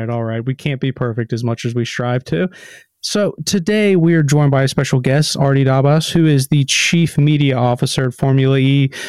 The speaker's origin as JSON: {"language": "English", "country": "United States", "moved": "yes", "said": "as an American"}